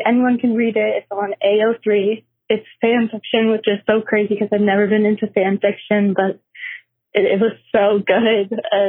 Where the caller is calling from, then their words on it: Los Angeles, California, United States; I'm calling from Los Angeles, California.